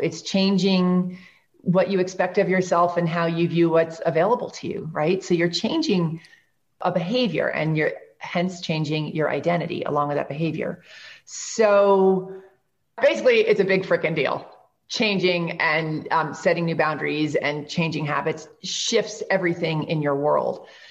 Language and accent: English; New York, United States; I'm from New York.